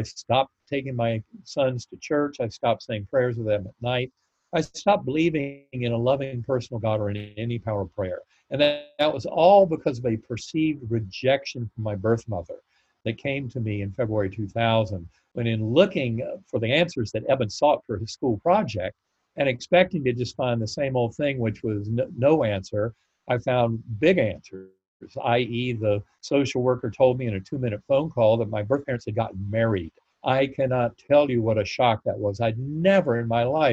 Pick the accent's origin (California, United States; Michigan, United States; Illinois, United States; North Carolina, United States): North Carolina, United States; I grew up in North Carolina